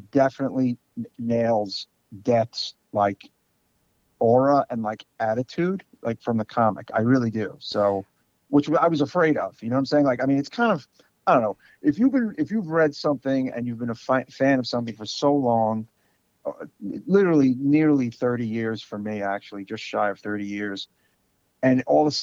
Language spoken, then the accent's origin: English; New York City, New York, United States; born and raised in Brooklyn, city guy